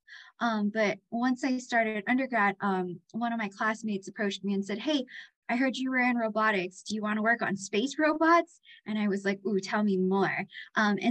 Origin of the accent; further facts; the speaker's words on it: Hilo, Hawaii, United States; I grew up on the Big Island of Hawaii. I grew up on the Hilo side